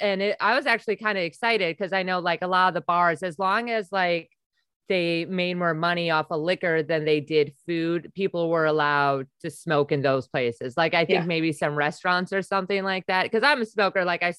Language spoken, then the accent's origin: English; Wisconsin, United States; moved away; also born or lived in Tampa area, Florida / California; because I'm from Wisconsin